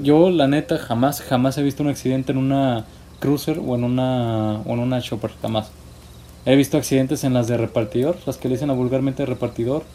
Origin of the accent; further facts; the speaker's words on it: Mexico; como buen mexicano